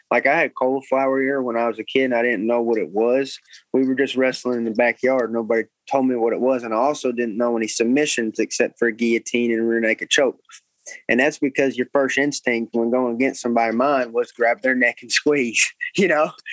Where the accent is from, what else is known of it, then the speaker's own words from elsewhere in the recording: Cabot, Arkansas, United States; I grew up in Cabot